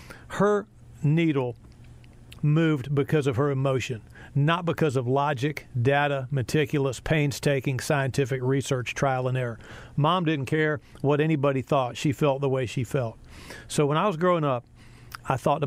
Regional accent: Chapel Hill, North Carolina, United States; growing up in Chapel Hill

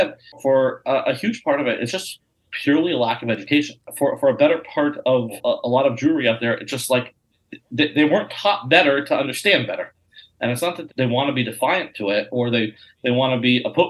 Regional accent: Colorado, United States; I grew up in Colorado, and we'd drive to Nebraska or Las Vegas or whatever. And my parents would sit in the back, and we'd sit on the seating area and have Shabbos meal. And we'd make Kiddush going down the highway.

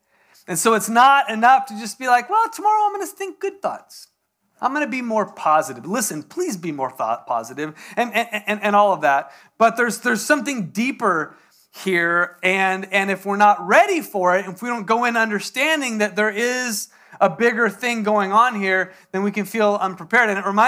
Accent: San Diego, California, United States; now in Texas, United States; Even though it's Texas, I'm from San Diego, so didn't have a gun.

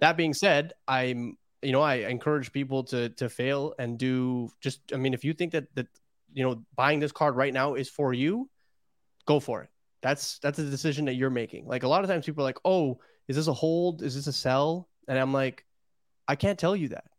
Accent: Toronto, Ontario, Canada; I'm from Toronto

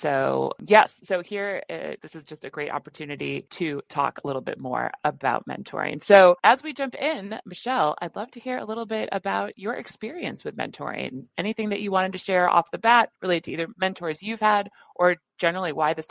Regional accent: Chicago, Illinois, United States; Blue Dog Design in Chicago, my hometown.

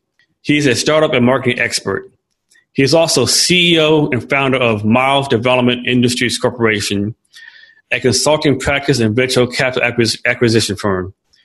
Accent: Kerrville, Texas, United States; moved away; I live here in the town of Kerrville, but I was born in Kerrville, and I still got family in that area.

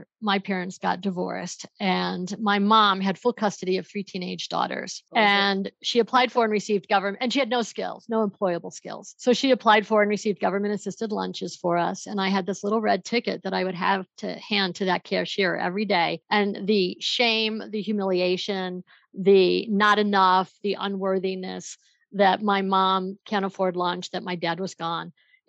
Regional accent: Buffalo, New York, United States; now in Denver, United States; So my background is I moved out here from Buffalo, New York. I'm in Denver, Colorado, and I moved out here to go to law school

